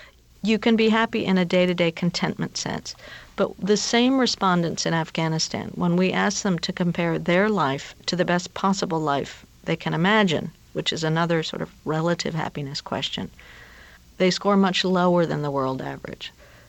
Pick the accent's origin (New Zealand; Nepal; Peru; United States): Peru; This is well before I worked on happiness, and I'm from Peru